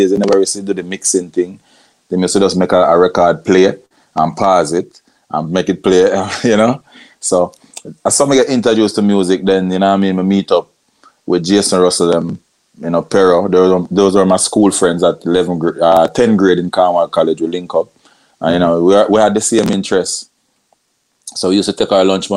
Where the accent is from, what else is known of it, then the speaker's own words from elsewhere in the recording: Montego Bay, Saint James, Jamaica; I grew up in Montego Bay, you know what I mean? St. James.